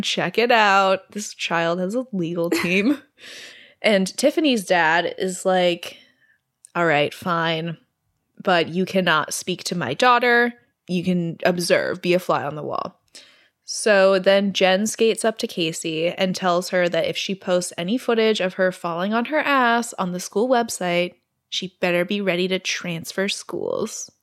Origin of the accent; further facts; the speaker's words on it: Canada; I'm Canadian